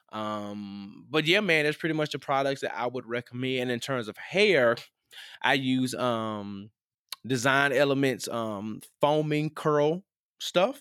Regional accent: the South, United States; I grew up in the South

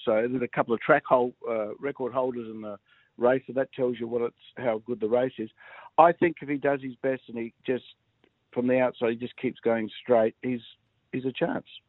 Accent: Adelaide, South Australia, Australia; it's my hometown

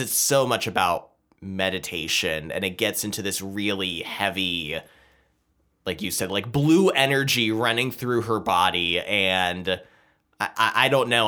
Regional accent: United States; we're American

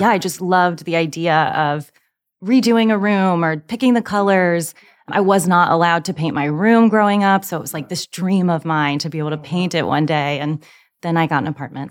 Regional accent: Charlottesville, Virginia, United States; moved away as an adult; now in Nashville, United States; Born and raised in beautiful Charlottesville, Virginia.

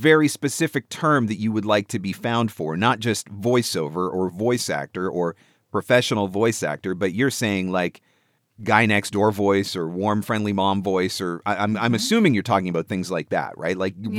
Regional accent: Canada; as a Canadian

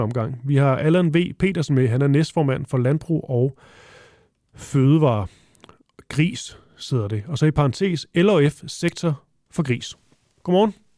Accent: Funen, Southern Denmark, Denmark; Jeg er også fra Fyn

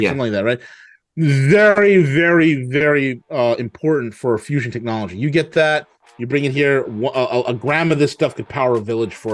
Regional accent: New York, United States; I'm from New York.

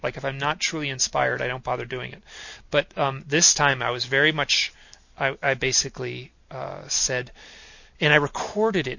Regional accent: Michigan, United States; I grew up in Michigan, so total suburbs

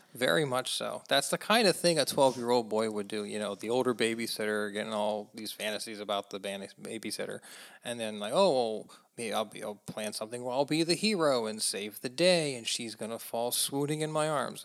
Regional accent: United States; as an American

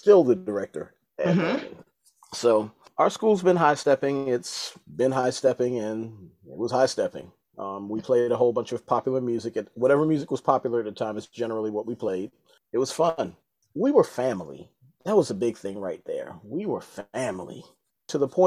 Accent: Baltimore, Maryland, United States; I'm originally from Baltimore, Maryland

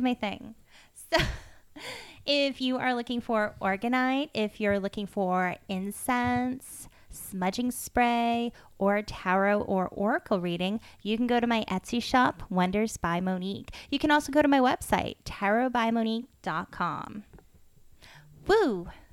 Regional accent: Massachusetts, United States; I grew up in Drake at Mass

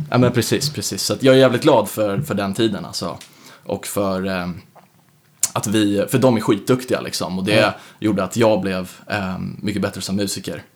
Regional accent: Södertälje, Stockholm County, Sweden; also born or lived in United States; född och uppvuxen då i Södertälje.

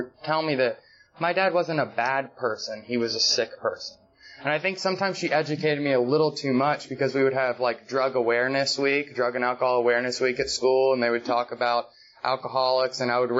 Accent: Marietta, Georgia, United States; I was born and raised in Atlanta, just outside of Atlanta, Marietta

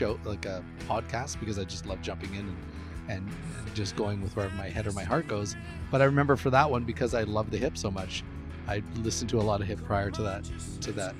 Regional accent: Canada; we are Canadian

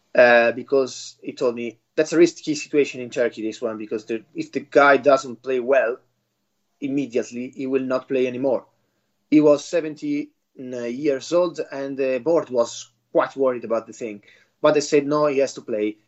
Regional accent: Bergamo, Lombardy, Italy; moved away; Bergamo, uh, my hometown

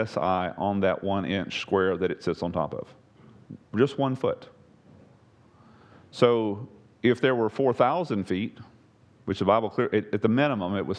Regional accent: East Texas, United States; the Sabine I grew up on over in East Texas

